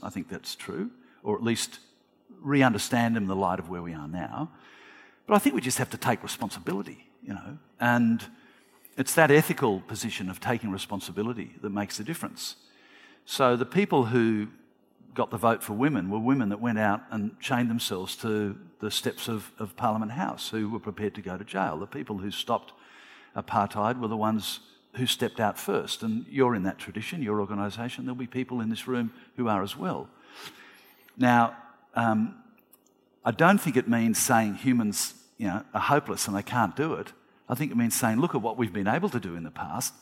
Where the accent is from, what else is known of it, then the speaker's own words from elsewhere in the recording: Australia; as an Australian